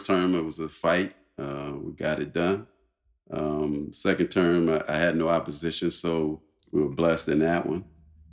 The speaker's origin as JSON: {"language": "English", "town": "New Orleans", "region": "Louisiana", "country": "United States", "tie": "born or raised there", "said": "Right in Algiers, born and raised. Never spent too much time outside of the city."}